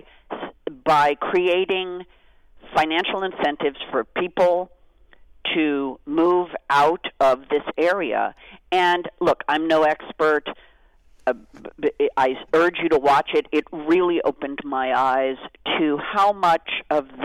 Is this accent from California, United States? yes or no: yes; Beverly Hills, California, United States; I grew up in Beverly Hills, California.